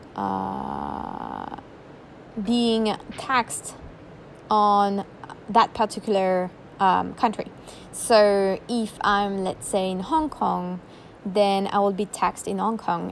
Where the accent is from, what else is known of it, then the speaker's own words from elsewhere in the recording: France; now in Bali, Indonesia; I was born in France, right? So I'm a citizen of France